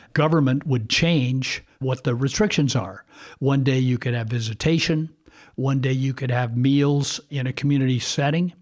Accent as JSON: {"language": "English", "area": "Bay Area", "region": "California", "country": "United States", "tie": "born or raised there", "said": "I grew up, uh, locally in the Bay Area"}